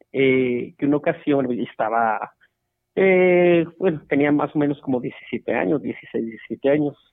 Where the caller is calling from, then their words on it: Celaya, Guanajuato, Mexico; Eh, Celaya, Guanajuato, acá estamos escuchándolos muy, muy entretenidos